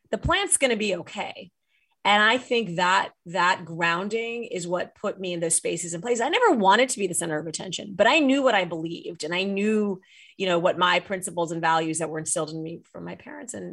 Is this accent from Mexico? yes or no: no; Saudi Arabia; now in United States; we grew up, I grew up in Saudi Arabia, as I write in the book.